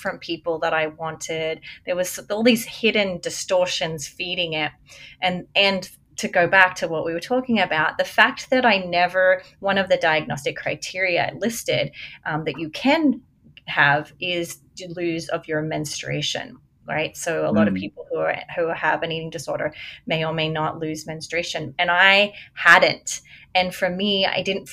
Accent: Australia; moved away; also born or lived in America; I'm an Australian

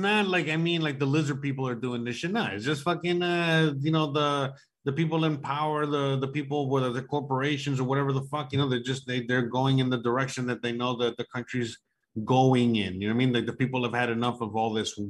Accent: United States; now in Mexico; I'm the American citizen living in Mexico

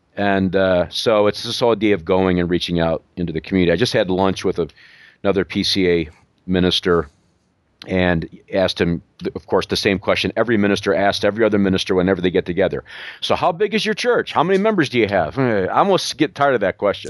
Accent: New York, United States; moved away; I'm from New York

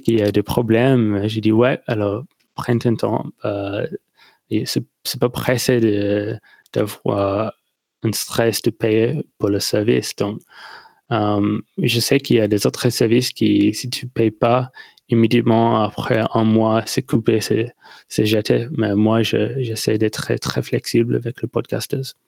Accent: near Melbourne, Victoria, Australia; French is a second language; je viens d'Australie, euh, près de Melbourne, dans le sud

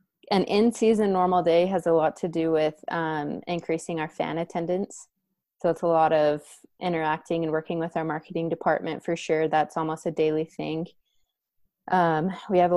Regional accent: Vernal, Utah, United States; now in Spokane, United States; I'm originally from Vernal, Utah. It's a small town farming community

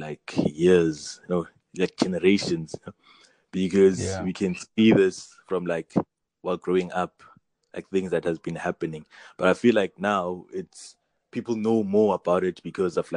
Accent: Elwell North, Eastern Cape, South Africa; I'm from Elwell North, which is a small town in the Eastern Cape

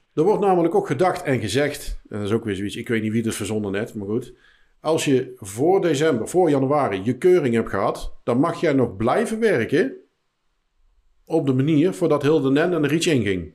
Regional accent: 's-Hertogenbosch, North Brabant, Netherlands; In de Mos. Okay. Dus, mijn geboortestad

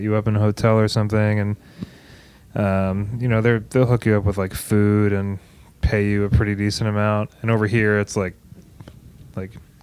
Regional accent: Oregon, United States; we're from Oregon

